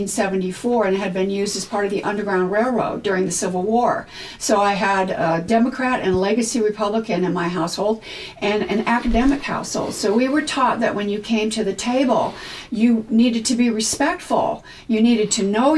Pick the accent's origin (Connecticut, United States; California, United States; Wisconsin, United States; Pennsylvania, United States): California, United States; also born or lived in New York; now in Los Angeles, United States; I was born and raised in California.